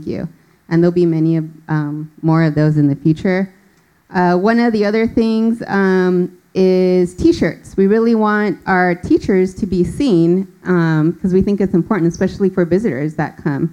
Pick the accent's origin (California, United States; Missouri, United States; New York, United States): California, United States; moved away as an adult; now in Richmond, United States; We are both born and raised in California